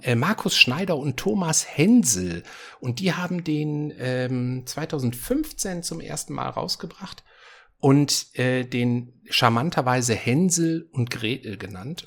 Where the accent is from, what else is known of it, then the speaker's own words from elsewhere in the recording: Essen, North Rhine-Westphalia, Germany; moved away; meiner Heimatstadt Essen